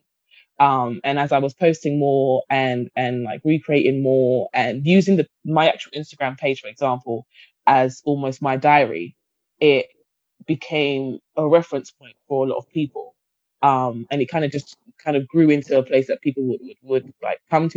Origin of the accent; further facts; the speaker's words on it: Guyana; I'm from Guyana, which is based in the Caribbean.